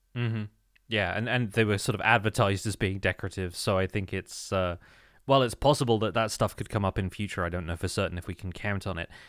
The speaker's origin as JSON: {"language": "English", "country": "United Kingdom", "said": "as a British person"}